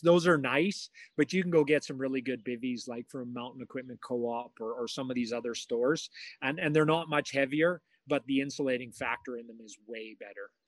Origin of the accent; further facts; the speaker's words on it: Canada; moved away; I was in in my hometown